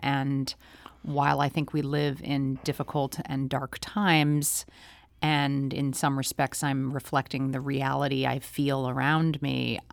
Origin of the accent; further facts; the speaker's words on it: St. Louis, Missouri, United States; growing up in Saint Louis.